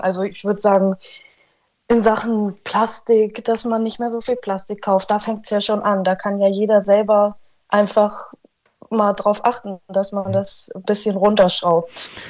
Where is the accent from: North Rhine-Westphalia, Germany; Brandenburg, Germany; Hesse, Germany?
Hesse, Germany; Frankenberg; ich sehe mich hier bei uns in Frankenberg immer noch glücklich am Arbeiten